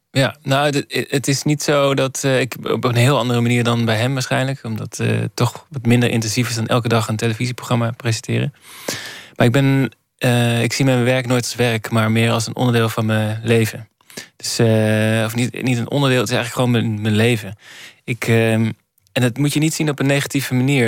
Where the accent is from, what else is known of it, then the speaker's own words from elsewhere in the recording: Borculo, Gelderland, Netherlands; moved away; ik ben geboren in Borculo.